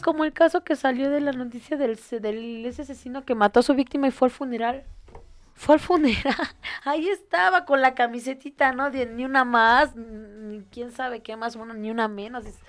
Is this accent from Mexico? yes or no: yes; Mexico; los mexicanos tendemos a ser muy chistosos y sacar broma de todo